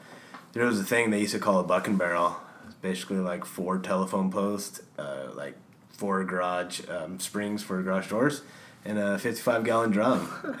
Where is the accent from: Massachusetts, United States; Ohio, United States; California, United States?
California, United States; Ridgecrest; It's on the eastern side of the Sierras, a little town called Ridgecrest.